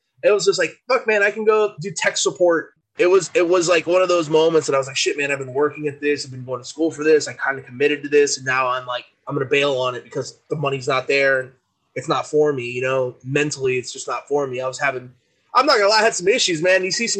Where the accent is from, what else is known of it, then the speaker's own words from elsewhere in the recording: San Antonio, Texas, United States; San Antonio is pumping through these veins here, man. I mean, it's born, raised, bred here, man.